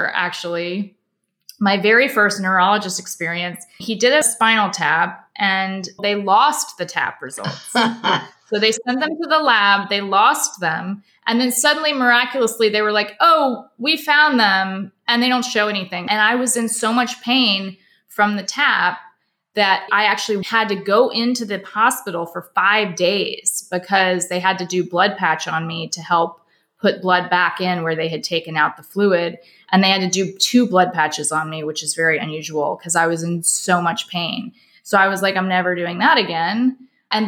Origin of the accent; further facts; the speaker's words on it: Charleston, South Carolina, United States; moved away as an adult; also born or lived in New York City / Los Angeles; I'm from Charleston, South Carolina, where I now live.